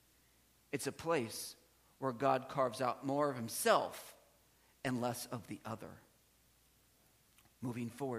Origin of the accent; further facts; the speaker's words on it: South Central Pennsylvania, United States; I was raised in South Central Pennsylvania.